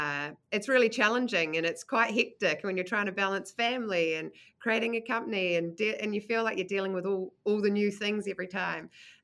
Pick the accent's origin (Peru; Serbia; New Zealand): New Zealand; Manurewa; also born or lived in United States; I grew up in Manurewa in the kind of wop-wops of Tauranga, and then got an opportunity when I was 10 to move to the US, where I went to elementary and middle school for 4 years, and then decided I wanted to come back to Aotearoa